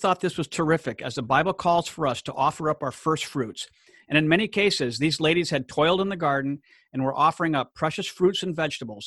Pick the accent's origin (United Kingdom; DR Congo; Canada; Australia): DR Congo; Gemena, Sud-Ubangi; moved away; my hometown in Gemena, Democratic Republic of Congo